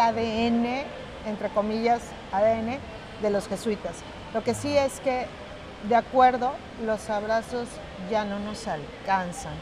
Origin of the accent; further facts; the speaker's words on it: Mexico; todas las carecías que había en mi país